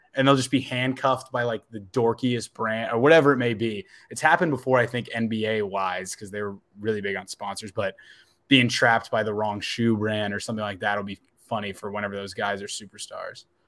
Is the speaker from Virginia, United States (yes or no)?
yes; Northern Virginia, United States; moved away; I grew up in Northern Virginia